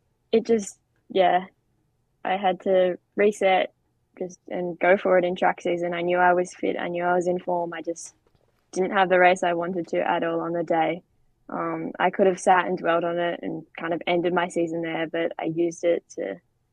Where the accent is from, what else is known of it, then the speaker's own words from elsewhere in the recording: Australia; my home country